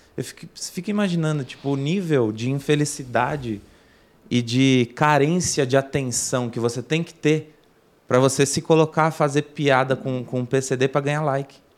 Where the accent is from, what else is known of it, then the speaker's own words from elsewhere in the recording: São Bernardo do Campo, São Paulo, Brazil; also born or lived in Santo André; eu nasci em São Bernardo, mas morei em Santo André muito tempo, aí depois voltei para São Bernardo. É São Bernardo e Santo André sempre